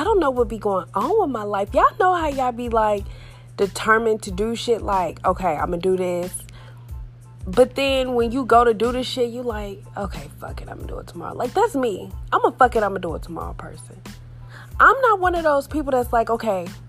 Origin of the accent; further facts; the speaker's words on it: Texas, United States; I'm from Texas, like born and raised